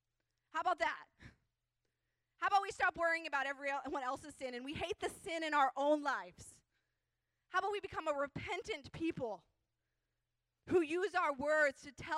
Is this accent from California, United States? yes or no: yes; California, United States; People don't like us because we're from California